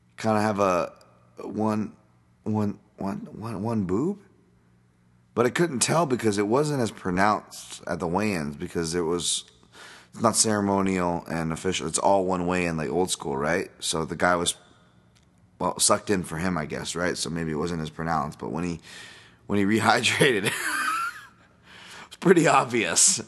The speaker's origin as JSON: {"language": "English", "country": "United States", "said": "as an American"}